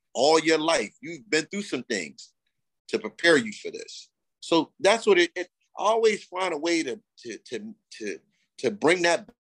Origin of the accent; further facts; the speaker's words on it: Camden, New Jersey, United States; I'm from Jersey. Originally from Jersey